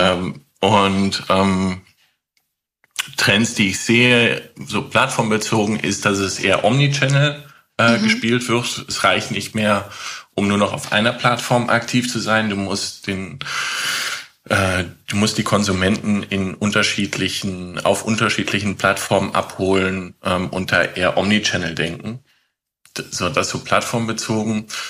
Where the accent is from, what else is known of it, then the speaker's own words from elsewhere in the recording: Netherlands; ich komme auch aus Holland